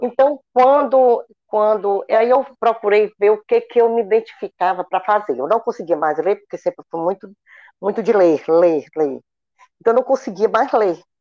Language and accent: Portuguese; Aguaretama, Ceará, Brazil; moved away as an adult; now in Fortaleza, Brazil; eu sou do interior do estado do Ceará, de Aguaretama. Hoje moro em Fortaleza há 40 anos